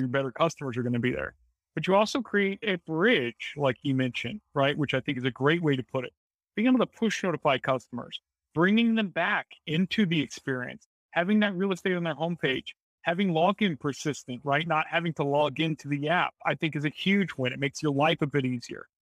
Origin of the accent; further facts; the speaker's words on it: Springfield, United States; also born or lived in Bentonville; I'm from Springfield